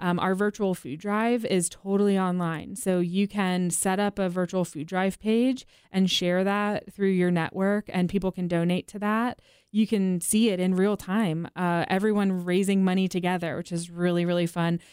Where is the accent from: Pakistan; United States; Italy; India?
United States; East Coast; now in Nashville, United States; born and raised on the East Coast